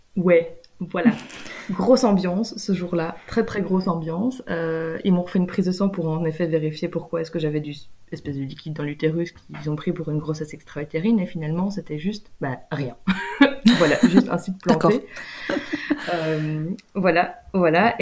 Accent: Belgium; moved away as an adult; en vivant en Belgique, en étant belge

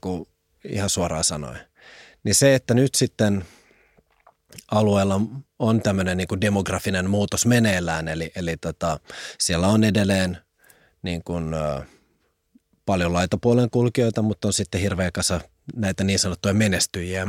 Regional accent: Helsinki, Uusimaa, Finland; vartuin Pakilassa ja Pakilla palloheina alueella

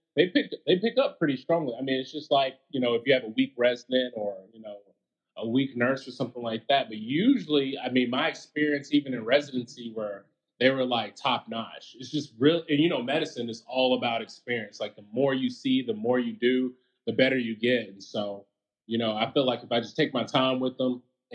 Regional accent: Huntsville, Alabama, United States; Huntsville, Alabama.

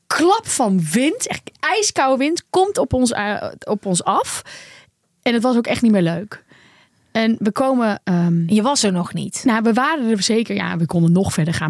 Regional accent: Netherlands; Wij zijn Hollanders

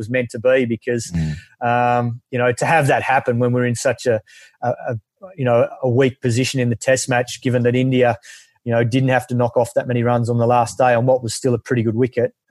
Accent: Perth, Western Australia, Australia; growing up in Perth

